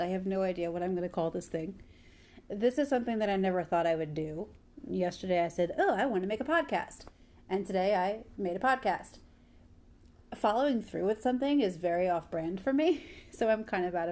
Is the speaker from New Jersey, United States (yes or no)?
yes; Somerset, New Jersey, United States; I am from Somerset, New Jersey